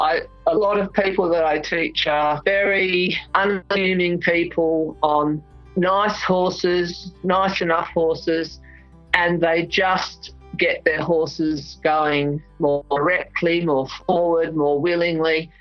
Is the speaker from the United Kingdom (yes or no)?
yes; England, United Kingdom; also born or lived in Melbourne, Victoria, Australia; living in England from when I was a small child. I was born in Melbourne, but we went to England when I was 7